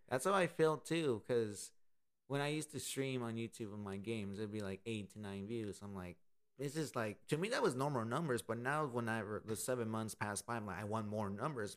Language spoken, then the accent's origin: English; Austin, Texas, United States; This has been my hometown for 24 years